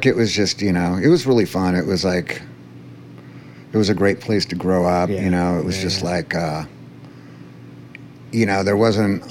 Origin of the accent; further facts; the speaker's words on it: Aptos, California, United States; I grew up on Cliff Drive